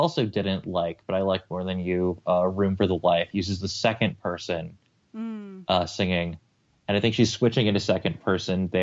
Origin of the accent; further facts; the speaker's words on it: United States; as an American Anglophile